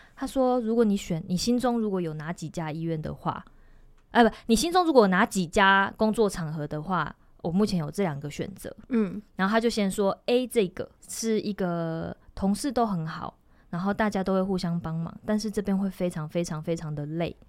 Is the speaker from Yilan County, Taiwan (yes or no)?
yes; Yilan County, Taiwan; 因为我是宜兰人